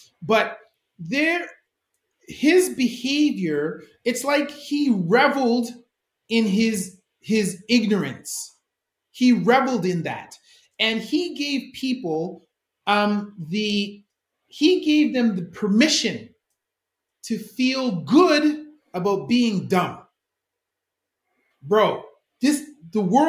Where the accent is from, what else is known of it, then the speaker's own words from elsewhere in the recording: Canada; I'm a Canadian